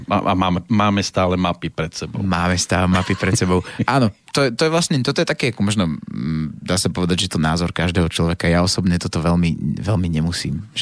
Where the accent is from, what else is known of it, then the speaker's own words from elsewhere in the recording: Slovakia; pretože som Slovák.